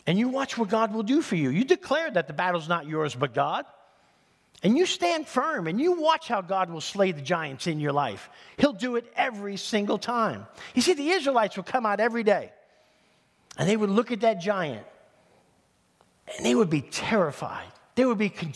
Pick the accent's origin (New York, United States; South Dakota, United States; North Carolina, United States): New York, United States; New York City; moved away; if you grow up in East Harlem in New York City, there's a lot of sports fanatics